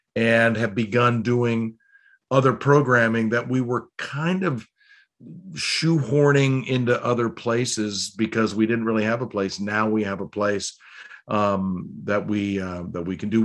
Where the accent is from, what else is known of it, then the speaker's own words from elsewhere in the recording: Cleveland, Ohio, United States; also born or lived in Baltimore; now in Annapolis, United States; I was born in Baltimore, and I actually, I grew up in Cleveland